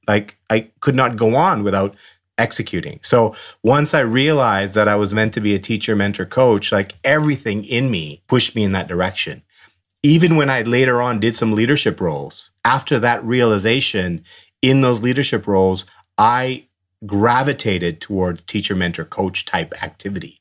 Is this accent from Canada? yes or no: yes; Burnaby, British Columbia, Canada; also born or lived in Dar es Salaam, Tanzania; I, you know, grew up in the West Coast of Canada and in Burnaby and had a great childhood